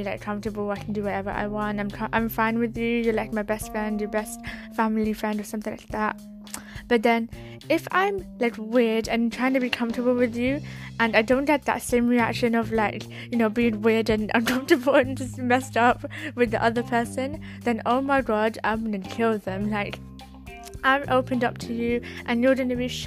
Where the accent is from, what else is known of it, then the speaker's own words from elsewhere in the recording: United Kingdom; I'm not from London, by the way. I'm from the UK, but I'm not all posh